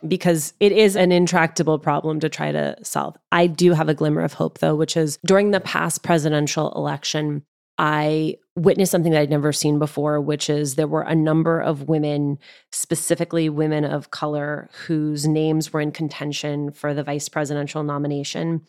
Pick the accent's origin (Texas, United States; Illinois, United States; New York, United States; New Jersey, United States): New Jersey, United States; accent: Jersey; my Jersey accent